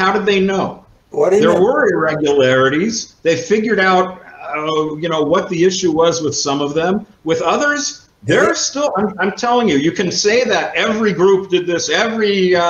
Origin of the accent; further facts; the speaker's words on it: Seattle, Washington, United States; moved away; I'm from Seattle originally.